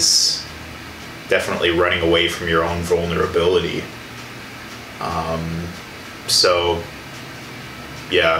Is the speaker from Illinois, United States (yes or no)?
yes; Illinois, United States; moved away as an adult; now in Milwaukee, United States; being away from the environment I was raised in and being somewhere completely new, being Milwaukee, because I'm originally from Illinois